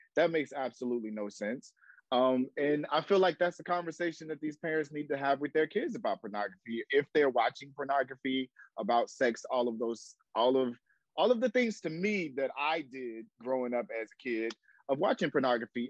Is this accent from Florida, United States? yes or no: yes; Jacksonville, Florida, United States; now in Atlanta, United States; I'm in Atlanta, Georgia, by way of Jacksonville, Florida. So I'm from Duval. So I'm a Southern boy